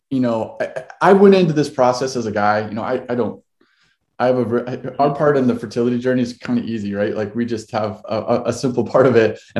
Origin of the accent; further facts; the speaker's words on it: Ohio, United States; now in Seattle, United States; We've been here uh, since 2012. My wife and I moved out here from Ohio, so uh, we're we're from the East Coast.